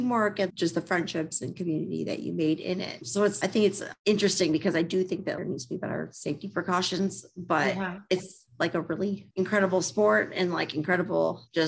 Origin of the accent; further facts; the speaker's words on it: Livonia, Michigan, United States; I grew up in Livonia, Michigan my whole life.